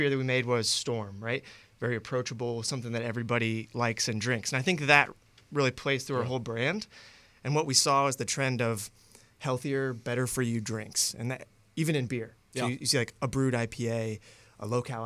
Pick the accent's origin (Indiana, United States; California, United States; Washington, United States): Indiana, United States; Indianapolis; I'm from Indianapolis